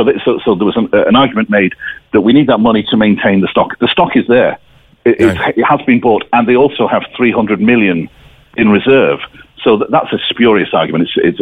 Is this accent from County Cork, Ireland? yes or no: yes; County Cork, Ireland; Despite my funny accent, I'm from North Cork.